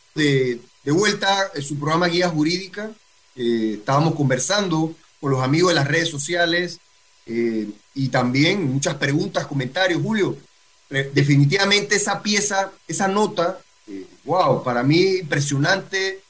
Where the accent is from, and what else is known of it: Panama